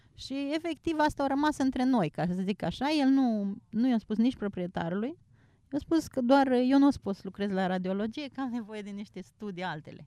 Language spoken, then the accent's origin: Romanian; Suceava, Suceava County, Romania; moved away as an adult; also born or lived in Germany; eu sunt din Suceava